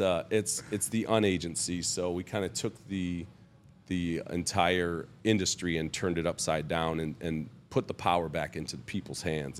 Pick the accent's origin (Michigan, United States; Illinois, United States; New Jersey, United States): Michigan, United States; Bloomfield Hills; also born or lived in Oak Park, Michigan; I grew up in, uh, Oak Park, Michigan